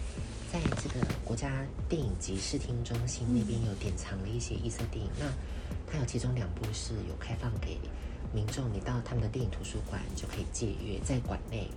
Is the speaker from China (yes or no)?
no; Taiwan; 我们台湾人